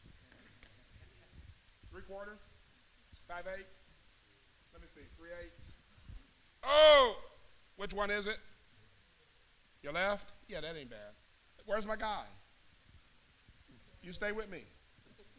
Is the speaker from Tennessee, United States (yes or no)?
no; Missouri, United States; I'm from Missouri